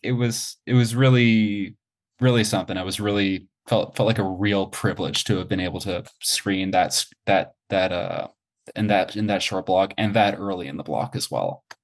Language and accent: English; Montreal, Quebec, Canada; moved away as an adult; also born or lived in Toronto; I was born and raised in Montreal, went to school in Montreal, and then I moved to Toronto.